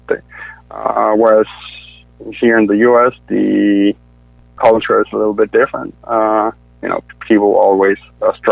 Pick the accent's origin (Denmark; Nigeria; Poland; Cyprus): Denmark; moved away as an adult; now in Atlanta, United States; I'm originally from Denmark. That's where I was born, but came to the U.S. in 2010.